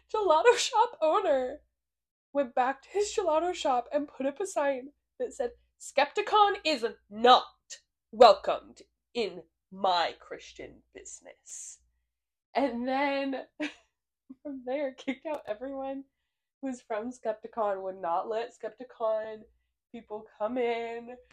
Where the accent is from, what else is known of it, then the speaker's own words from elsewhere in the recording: Missouri, United States; we're from Missouri